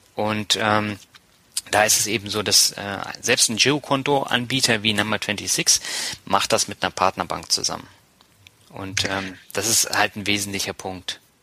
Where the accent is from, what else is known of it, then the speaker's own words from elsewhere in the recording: Berlin, Germany; moved away as an adult; also born or lived in Tübingen / Mannheim / Hamburg; now in Lübeck, Germany; ich bin ja gebürtiger Lübecker, in Berlin aufgewachsen, habe in Tübingen studiert, in Mannheim gewohnt, in Hamburg gewohnt, aber ich bin jetzt wieder in Lübeck